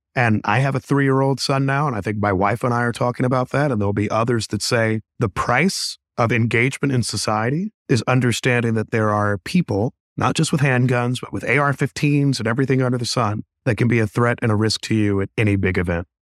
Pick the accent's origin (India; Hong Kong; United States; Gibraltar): United States; Kansas City, Missouri; I grew up in Kansas City. I grew up in some of Kansas City's toughest neighborhoods